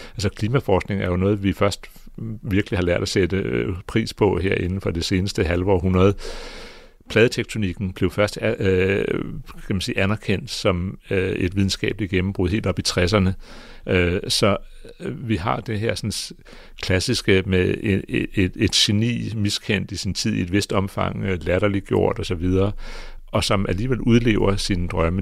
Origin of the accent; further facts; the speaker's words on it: Greenland; jeg kommer fra Grønland